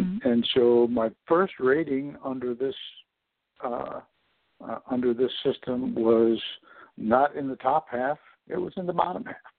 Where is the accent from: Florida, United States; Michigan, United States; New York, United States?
New York, United States; Corning; I was born in Corning, New York